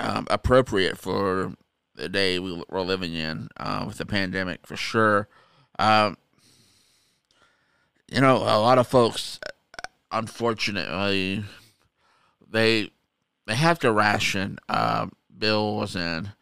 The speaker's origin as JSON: {"language": "English", "country": "United States", "said": "being an American"}